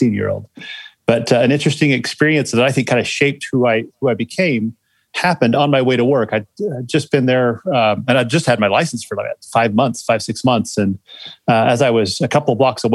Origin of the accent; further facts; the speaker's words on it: Salt Lake City, Utah, United States; born and raised in Salt Lake City, Utah, went to West Skyline High School